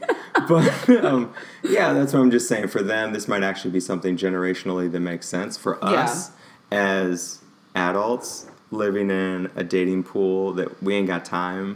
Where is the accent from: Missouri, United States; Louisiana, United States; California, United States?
Missouri, United States; St. Louis; That's a factory in my hometown